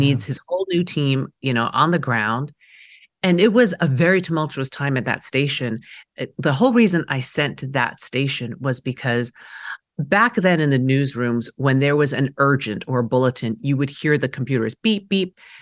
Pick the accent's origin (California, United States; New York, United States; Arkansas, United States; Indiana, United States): New York, United States; New York City; first language Mandarin; English is a second language; I was growing up in Queens, New York, in the seventies